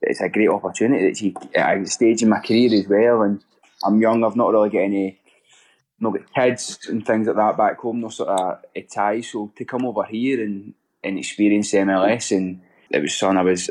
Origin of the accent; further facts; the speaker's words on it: Motherwell, Scotland, United Kingdom; moved away as an adult; also born or lived in Bellshill, Scotland; now in Columbus, United States; I'm actually from Motherwell, so that's sort of where I played.